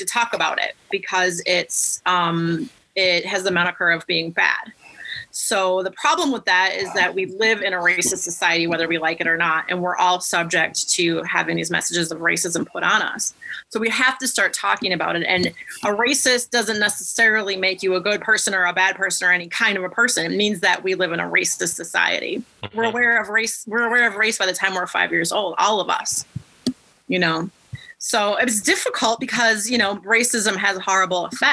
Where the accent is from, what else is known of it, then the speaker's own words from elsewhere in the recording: Minnesota, United States; I was raised in Minnesota